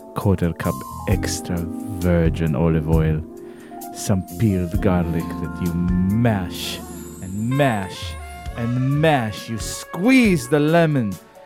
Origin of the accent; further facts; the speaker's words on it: Israel; accent: Israeli; moved away; In my Israeli accent.